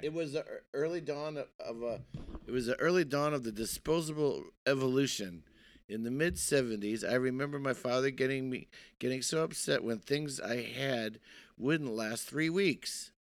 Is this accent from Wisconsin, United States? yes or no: yes; Milwaukee, Wisconsin, United States; moved away; also born or lived in Brooklyn, New York; I'm from Wisconsin originally